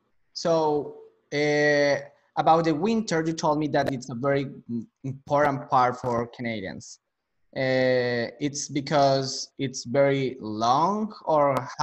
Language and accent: English; Colombia; now in United States; because I'm from Colombia.